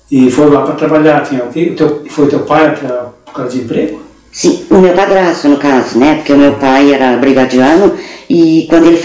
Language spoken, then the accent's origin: Portuguese; Pelotas, Rio Grande do Sul, Brazil; born there; No Areal eu nasci em casa.